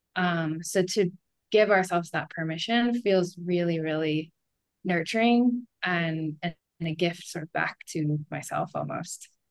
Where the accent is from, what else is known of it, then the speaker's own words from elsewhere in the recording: Wisconsin, United States; moved away as an adult; also born or lived in Portland, Oregon; now in Bend, United States; I grew up in the Midwest in Wisconsin